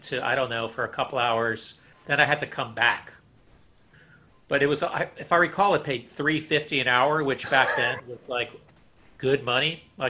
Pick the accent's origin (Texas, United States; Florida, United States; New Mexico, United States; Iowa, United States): Florida, United States; South; moved away as an adult; also born or lived in Bronx, New York / Upstate New York; I moved to South Florida when I was 8 and stayed there until I was like 22, 23.